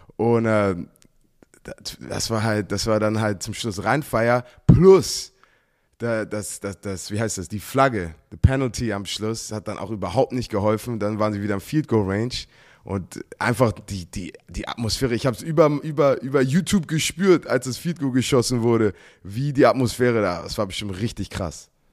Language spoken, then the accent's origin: German; United States; now in Germany; ich mit Football aufgewachsen bin in Amerika